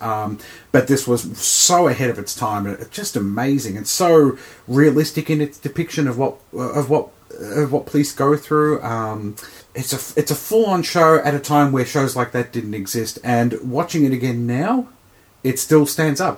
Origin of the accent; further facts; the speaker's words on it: Australia